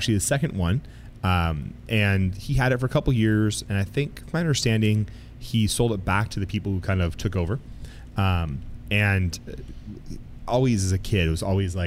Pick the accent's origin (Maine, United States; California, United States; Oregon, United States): California, United States; Geyserville; also born or lived in Healdsburg, California; I grew up here in Healdsburg. I was actually born in Healdsburg. Oh. So I grew up in Geyserville